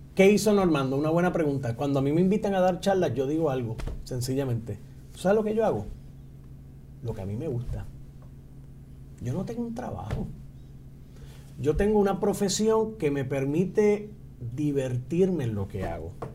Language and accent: Spanish; Utuado, Puerto Rico; en mi pueblo de Utuado